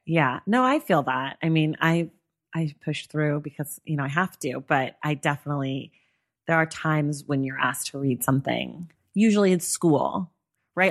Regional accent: San Francisco Bay Area, California, United States; I grew up in the Bay Area.

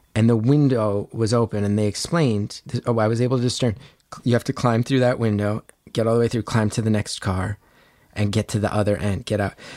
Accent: New Jersey, United States; I grew up in North Jersey

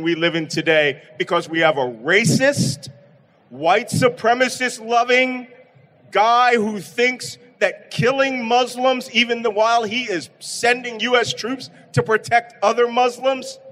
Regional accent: Philadelphia, Pennsylvania, United States; I'm from Philadelphia.

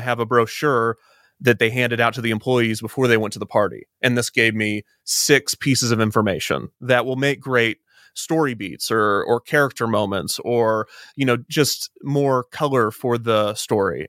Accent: Kansas City, United States; I'm from Kansas City

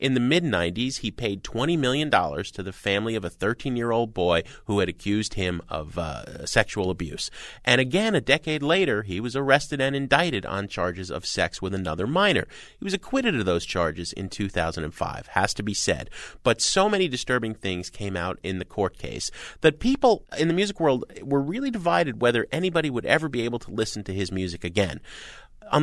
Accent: New York City, New York, United States; As a New Yorker, you know what that means.

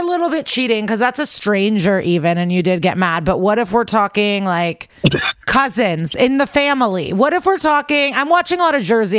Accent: Odesa, Odesa Oblast, Ukraine; now in United States; So we are Russian, but I was born in Ukraine, in Odessa. So like on the Black Sea.

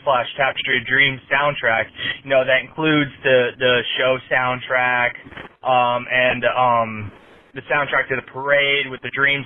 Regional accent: Florida, United States; moved away as an adult; growing up in Florida

